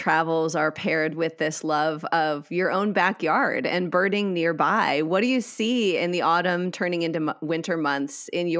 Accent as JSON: {"language": "English", "region": "Wisconsin", "country": "United States", "tie": "born or raised there", "moved": "yes", "said": "I grew up in Wisconsin."}